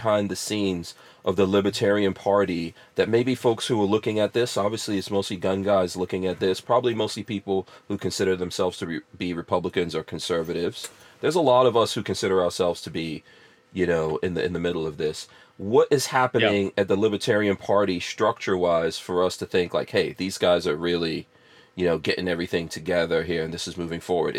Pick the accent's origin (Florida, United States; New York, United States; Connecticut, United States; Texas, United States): New York, United States; New York City; also born or lived in Guyana; I grew up in New York City. I grew up in hip-hop here.